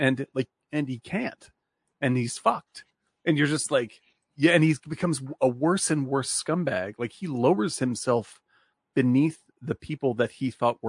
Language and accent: English; Louisiana, United States; Also, I'm from Louisiana.